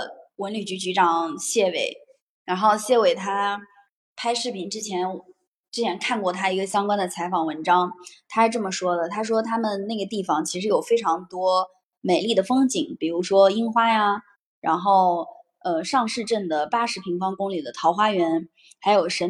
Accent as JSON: {"language": "Chinese", "town": "Hebi", "region": "Henan", "country": "China", "tie": "born or raised there", "moved": "as an adult", "lives_now": "Shanghai, China", "said": "我所在的家乡鹤壁，其实它就是夏商时期的一个小地方"}